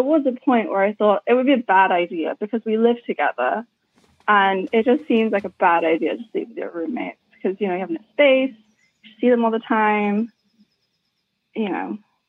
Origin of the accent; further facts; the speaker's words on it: United Kingdom; now in United States; I grew up in the UK.